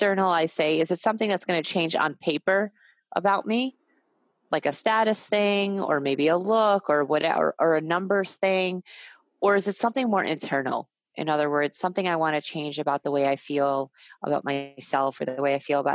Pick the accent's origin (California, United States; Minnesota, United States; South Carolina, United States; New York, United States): New York, United States; I'm a New Yorker